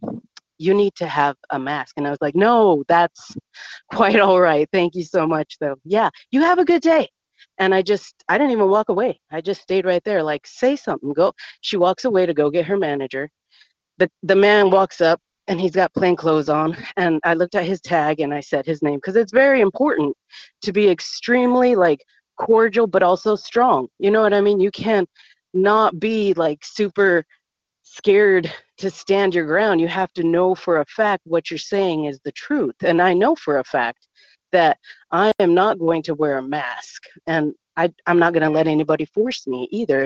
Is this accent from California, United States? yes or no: yes; Long Beach, California, United States; I'm from Long Beach